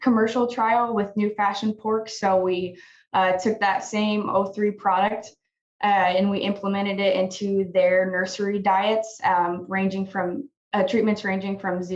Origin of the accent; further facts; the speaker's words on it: Oakland, Nebraska, United States; moved away as an adult; now in Manhattan, United States; I'm originally from Oakland, Nebraska, but I did my undergrad here at K-State